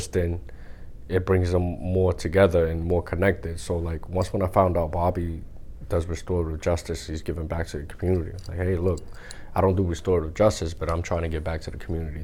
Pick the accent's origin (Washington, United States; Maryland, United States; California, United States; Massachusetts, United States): Massachusetts, United States; Lynn; growing up in Lynn, there's a bunch of schools in Lynn